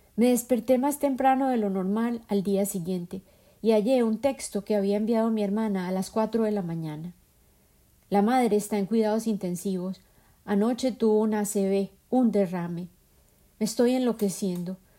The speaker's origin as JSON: {"language": "Spanish", "country": "Colombia", "tie": "born or raised there", "moved": "yes", "lives_now": "United States", "said": "Yo habito a Norteamérica físicamente y mi imaginación se nutre persistentemente de mi tierra natal, Colombia"}